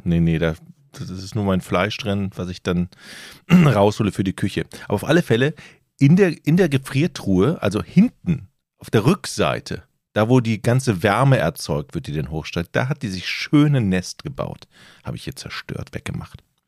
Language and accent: German; North Frisia, Schleswig-Holstein, Germany; Bei uns in Nordfriesland scheint ja die Sonne